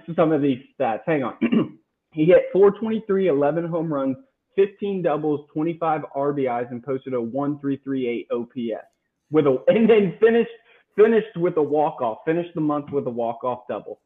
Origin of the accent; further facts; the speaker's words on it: Georgia, United States; we're from Georgia, but we're not like him. We're not country, you know. We're from no, no. the suburbs.